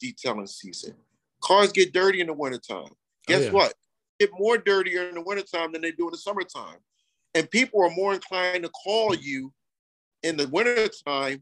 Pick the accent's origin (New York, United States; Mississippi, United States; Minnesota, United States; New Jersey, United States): New Jersey, United States; Camden; I'm from Jersey. Originally from Jersey